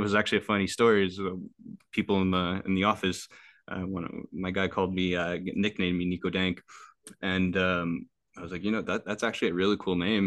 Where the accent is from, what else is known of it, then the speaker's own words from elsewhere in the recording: Quebec, Canada; they're in my hometown.